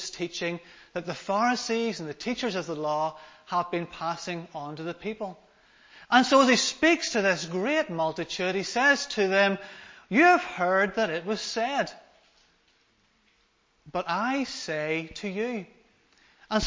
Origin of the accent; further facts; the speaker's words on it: Larne, Northern Ireland, United Kingdom; I come from Larne in Northern Ireland, so I've come quite a wee distance today.